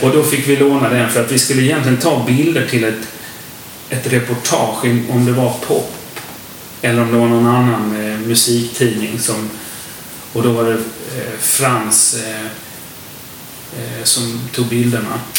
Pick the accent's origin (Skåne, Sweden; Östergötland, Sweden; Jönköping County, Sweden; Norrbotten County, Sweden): Skåne, Sweden; Lomma; Vi kommer från Lomma, alla tre från början. Det känns lite som rötterna där.